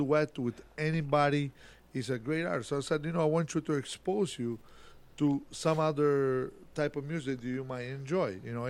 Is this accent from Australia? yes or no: no; Italy; now in Rochester, United States; I grew up in Italy.